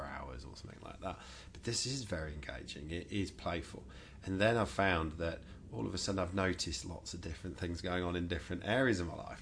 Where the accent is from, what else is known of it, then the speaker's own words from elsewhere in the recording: England, United Kingdom; I was raised in England